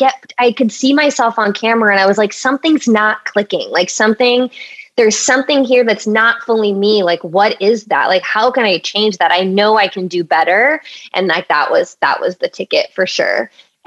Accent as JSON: {"language": "English", "area": "Orange County", "region": "California", "country": "United States", "tie": "born or raised there", "moved": "yes", "said": "I grew up in Orange County, so very white area, like predominantly white"}